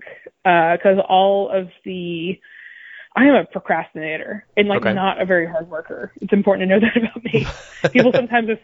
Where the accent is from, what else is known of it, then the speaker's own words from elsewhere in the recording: Marietta, Georgia, United States; moved away as an adult; now in Brooklyn, United States; I'm from Marietta, grew up in Marietta, Cobb County Schools.